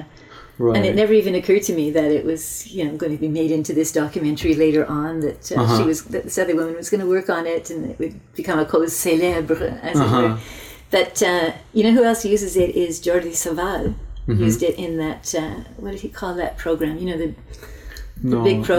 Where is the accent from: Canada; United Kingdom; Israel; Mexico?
Canada; Quebec; now in Toronto, Canada; I grew up in French Canada in an English-speaking Jewish family